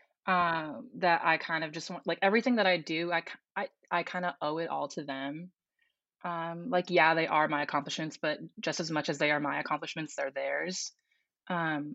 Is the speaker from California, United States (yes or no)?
yes; Southern California, United States; I am from Southern California.